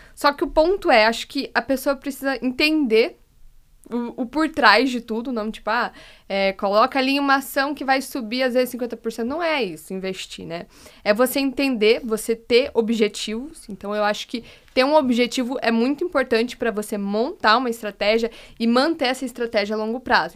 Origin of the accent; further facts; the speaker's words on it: Curitiba, Paraná, Brazil; moved away; Sou de Curitiba